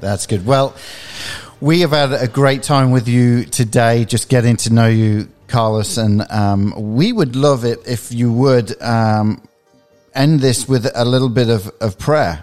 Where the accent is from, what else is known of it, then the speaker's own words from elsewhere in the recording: England, United Kingdom; also born or lived in Peoria, Illinois; now in United States; I'm originally from England